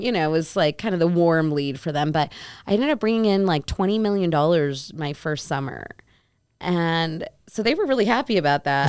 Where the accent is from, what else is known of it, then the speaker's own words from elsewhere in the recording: Naperville, Illinois, United States; I grew up in Chicago